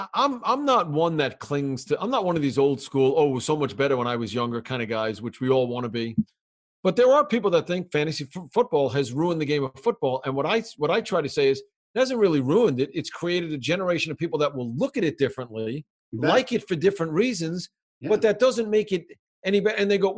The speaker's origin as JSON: {"language": "English", "region": "New York", "country": "United States", "said": "I grew up as a fan, more traditionally as a New Yorker, of the Islanders, the Nets, the Yankees, and the Giants."}